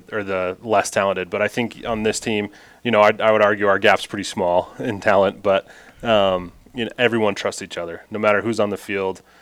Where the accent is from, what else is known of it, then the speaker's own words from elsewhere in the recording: Utah, United States; I'm from Utah, I've never been to Lake Powell.